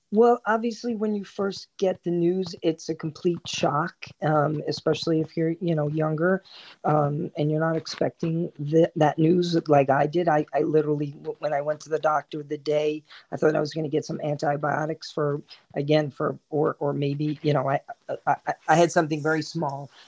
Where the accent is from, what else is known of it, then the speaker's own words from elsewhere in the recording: New Jersey, United States; also born or lived in Queens, New York; I grew up in Queens um, until I was about nine years old. And then my family moved to New Jersey, um, down by the Jersey Shore, where I spent most of my um, teen years and early 20s